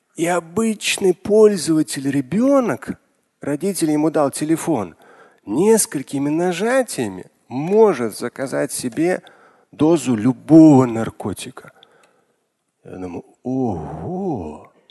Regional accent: Moscow, Russia; я родился в Москве, это были тоже опасные восьмидесятые, когда я учился в школе

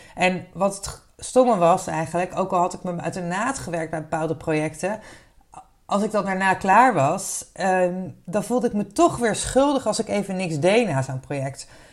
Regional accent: Wassenaar, South Holland, Netherlands; opgegroeid in Wassenaar

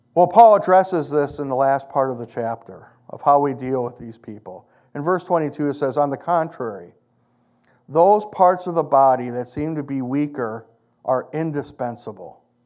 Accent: United States; I'm an American.

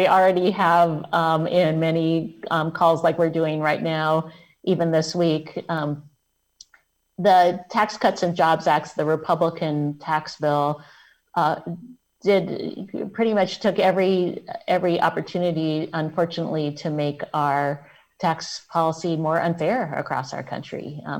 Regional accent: Alabama, United States; born there; I was born in Alabama. In Alabama, it's still $7.25 an hour.

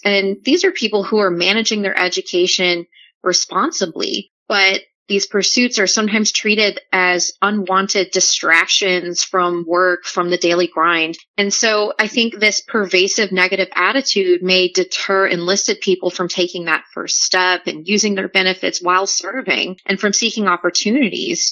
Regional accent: New Orleans, Louisiana, United States; moved away; I'm originally from New Orleans

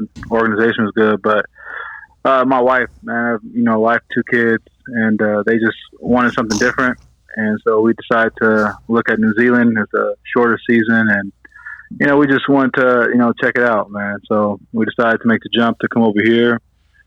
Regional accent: Seattle, Washington, United States; being a kid from Seattle

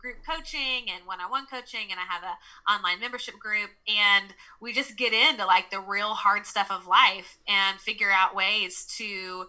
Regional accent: Nashville, Tennessee, United States; accent: Southern; I'm from the South, so I'm from Nashville, Tennessee. So you'll hear me say y'all, and you'll hear my Southern accent.

